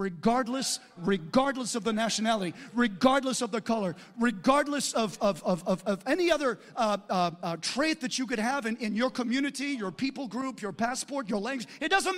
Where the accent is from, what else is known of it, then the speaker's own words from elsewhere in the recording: United States; I'm an American